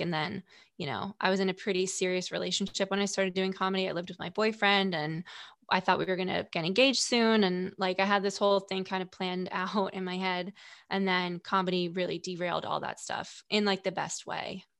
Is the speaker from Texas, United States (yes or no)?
no; Stamford, Connecticut, United States; also born or lived in Greenwich, Connecticut; I'm from Stanford